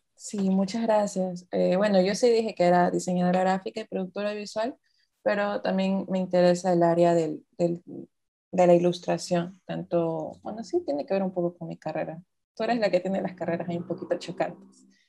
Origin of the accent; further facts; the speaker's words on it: Ecuador; nací aquí en Ecuador, yo soy de Ecuador, trabajo en Ecuador, vivo en Ecuador